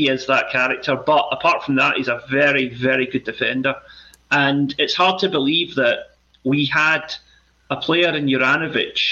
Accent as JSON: {"language": "English", "town": "Glasgow", "region": "Scotland", "country": "United Kingdom", "tie": "born or raised there", "said": "growing up in Glasgow as I did"}